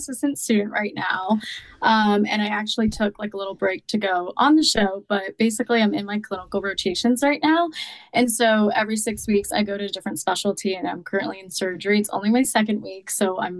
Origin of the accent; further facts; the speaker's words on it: New Jersey, United States; moved away as an adult; also born or lived in Boston; now in Miami, United States; I grew up in New Jersey, but then I lived in Boston for a couple of years, like after college